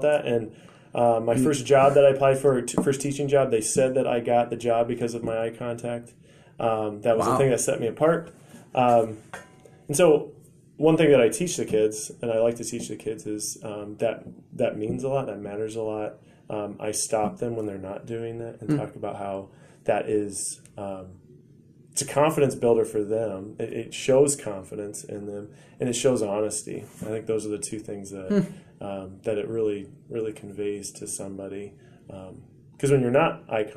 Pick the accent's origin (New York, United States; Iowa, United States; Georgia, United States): Iowa, United States; Pella; when I grew up in Pella, and there's a lot of tall people in Pella